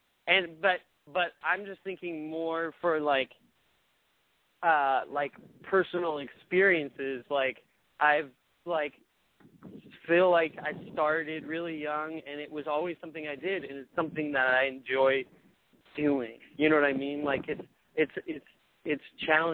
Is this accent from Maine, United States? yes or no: yes; Maine, United States; I'm from Maine